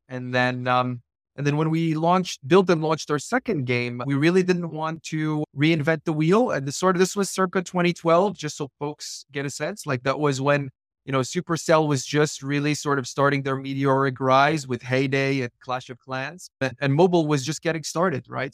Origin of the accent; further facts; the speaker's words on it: Morocco; also born or lived in east coast of the United States; now in United States; I'm actually originally from Morocco, but I live on the east coast of the United States